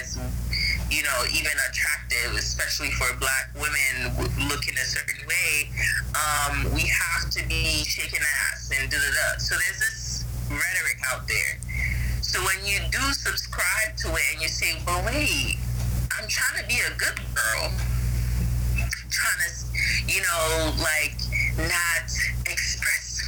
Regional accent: Ghana; I'm from Ghana

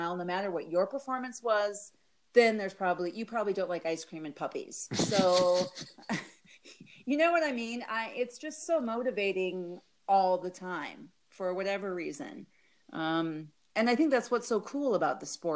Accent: North Dakota, United States; moved away as an adult; also born or lived in Colorado / Oregon; now in Arizona, United States; I grew up in North Dakota, and then I went to college in Colorado

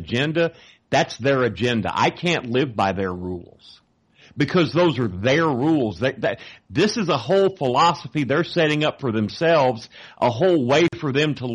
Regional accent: Texas, United States; I'm from Texas

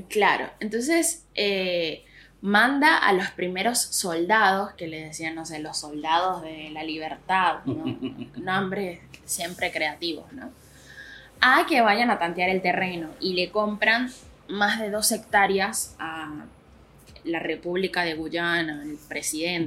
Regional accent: Venezuela; moved away; era en mi país, o sea, cuando en Venezuela

